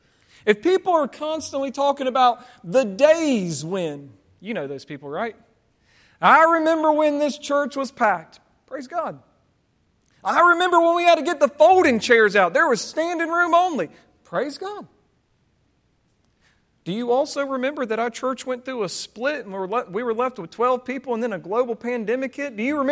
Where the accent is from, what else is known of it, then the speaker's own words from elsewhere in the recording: Southern United States, United States; born there; I was born in the South, therefore I'm a Christian. Basically, if you're born below the Mason-Dixon line, you're automatically going to heaven.